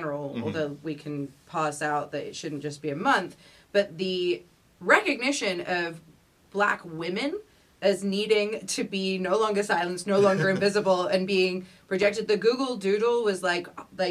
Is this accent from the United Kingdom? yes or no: yes; London, United Kingdom; moved away as an adult; also born or lived in Santa Fe, New Mexico; now in United States; I was born and raised in London, England, in North London